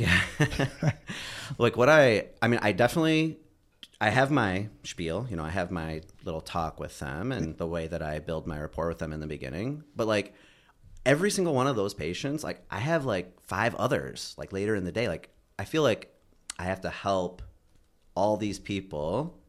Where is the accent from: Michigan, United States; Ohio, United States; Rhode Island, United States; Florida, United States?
Michigan, United States; Bloomfield Hills; I grew up in Michigan. I'm from Michigan. Um, uh, grew up in, like, Bloom-, Bloomfield Hills area